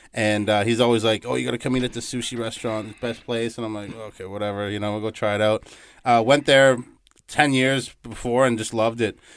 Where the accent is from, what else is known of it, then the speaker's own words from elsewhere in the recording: Toronto, Ontario, Canada; moved away as an adult; now in Winnipeg, Canada; I was uh, born and raised in Canada, uh, Toronto, Ontario